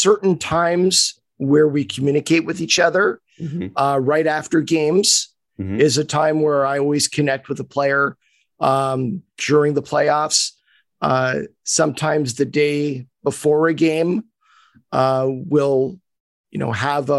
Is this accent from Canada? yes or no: yes; Montreal, Quebec, Canada; I was born and raised in Montreal